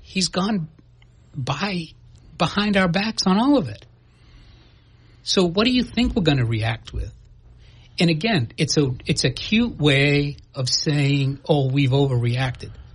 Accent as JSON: {"language": "English", "town": "New Bedford", "region": "Massachusetts", "country": "United States", "tie": "born or raised there", "said": "I grew up in New Bedford"}